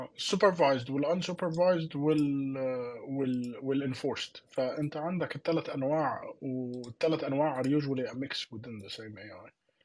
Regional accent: Palestine; احنا الاثنين فلسطينيه

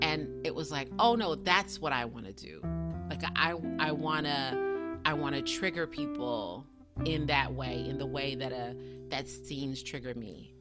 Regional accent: South Carolina, United States; moved away as an adult; also born or lived in Tallahassee, Florida / Atlanta, Georgia / Los Angeles, California; I was born and raised in South Carolina

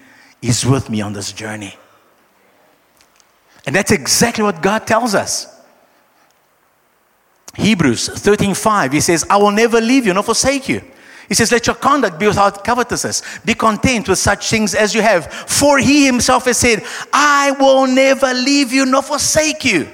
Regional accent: Brazil; now in South Africa; I am from Brazil

